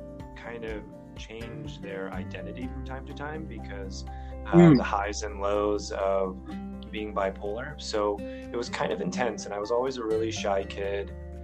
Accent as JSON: {"language": "English", "town": "Chicopee", "region": "Massachusetts", "country": "United States", "tie": "born or raised there", "said": "I grew up in Western Massachusetts in a city called Chicopee, but it's right next to Springfield, which is about 200,000 people. I grew up with pretty much divorced parents."}